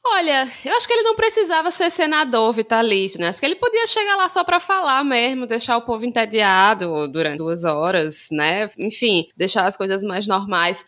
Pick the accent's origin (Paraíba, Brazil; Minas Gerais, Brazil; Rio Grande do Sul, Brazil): Paraíba, Brazil; João Pessoa; Sou daqui de João Pessoa, Paraíba, e eu faço histórias em quadrinhos